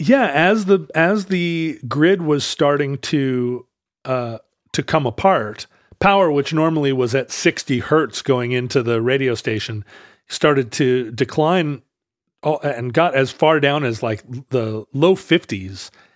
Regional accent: Alaska, United States; I'm from Alaska

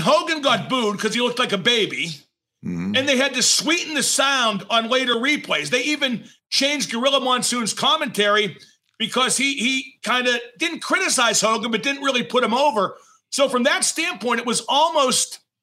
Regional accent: Pittsburgh, Pennsylvania, United States; I'm from Pittsburgh, which is Bruno territory

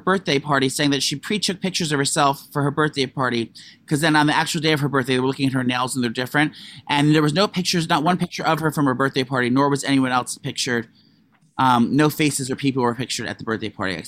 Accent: Russia; moved away; I'm from Russia

